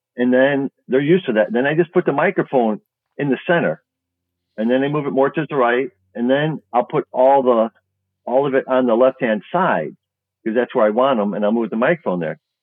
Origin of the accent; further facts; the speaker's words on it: Chicago, Illinois, United States; I'm from Chicago